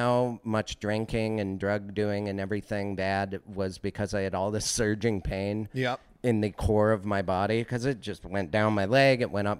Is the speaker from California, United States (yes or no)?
no; Missoula, Montana, United States; moved away; I grew up in Missoula